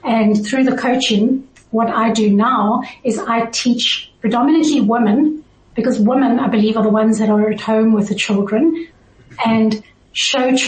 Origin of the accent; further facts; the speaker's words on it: South Africa; now in Switzerland; I originally grew up in South Africa